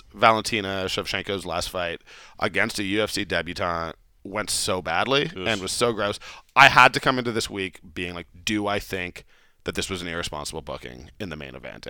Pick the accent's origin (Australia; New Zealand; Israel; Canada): Canada; Calgary, Alberta; also born or lived in India; Yeah, I'm from Calgary.